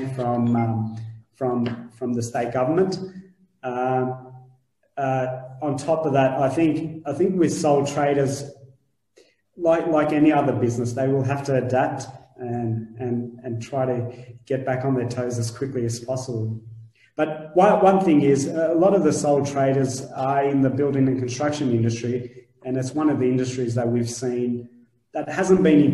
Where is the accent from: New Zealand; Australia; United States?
Australia; Shepparton, Victoria; now in Melbourne, Australia; I'm originally from Shepparton